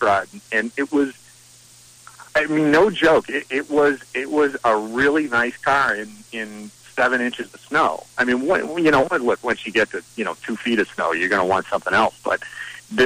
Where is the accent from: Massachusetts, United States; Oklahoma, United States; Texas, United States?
Massachusetts, United States; Shawsheen Tech; I came from Shawshin Tech when I was in high school